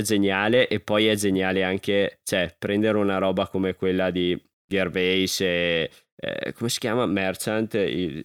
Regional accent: Alpago, Veneto, Italy; dal mio paese

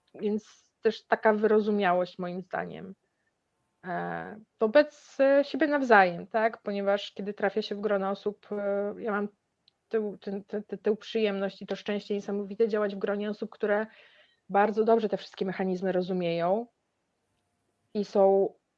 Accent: Białystok, Podlaskie Voivodeship, Poland; pochodzę z Białego Stoku

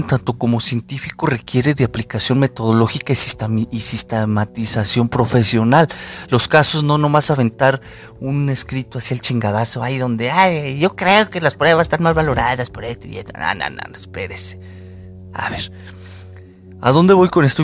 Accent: Mexico; los que somos de México

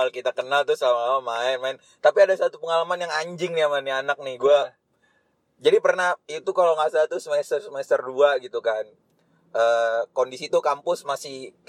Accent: Ciledug, Banten, Indonesia; also born or lived in Jakarta; gue emang anak ciledug banget gue lahir di Ciledug, hmm. dari kecil di Ciledug.

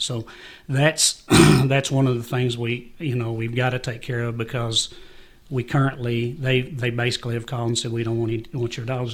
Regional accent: Jamestown, Kentucky, United States; Growing up in Jamestown

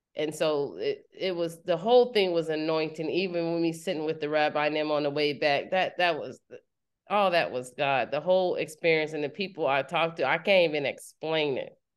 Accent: United States; People can tell I'm American

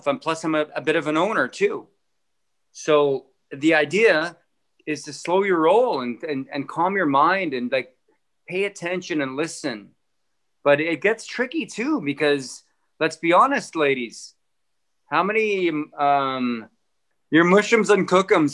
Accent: Penhold, Alberta, Canada; also born or lived in Innisfail, Alberta / Sylvan Lake, Alberta; now in Edmonton, Canada; I come from Penhold. I come from Innisfail, Sylvan Lake, these crappy towns

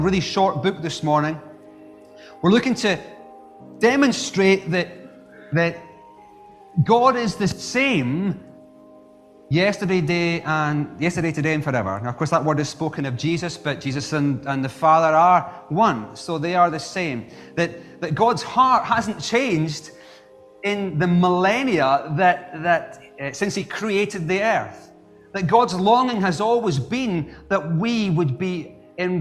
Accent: Scotland, United Kingdom; as a Scot

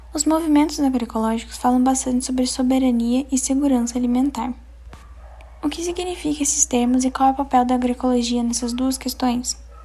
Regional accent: Pantanal of Mato Grosso, Brazil; cresci no Pantanal Mato Grossense

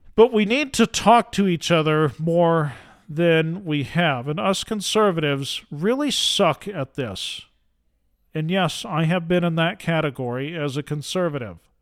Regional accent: Utah, United States; I am from Utah.

